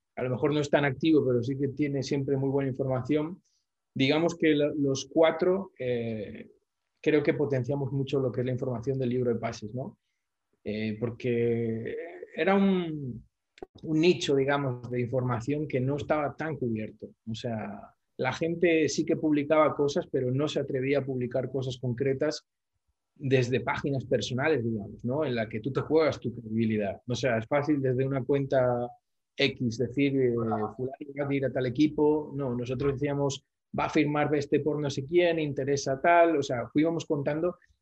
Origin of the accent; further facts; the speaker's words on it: Oviedo, Asturias, Spain; now in Bolivia; España, que es de donde yo soy